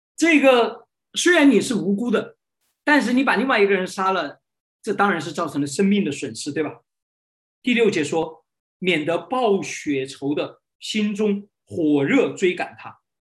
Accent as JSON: {"language": "Chinese", "country": "China", "said": "我们中国人"}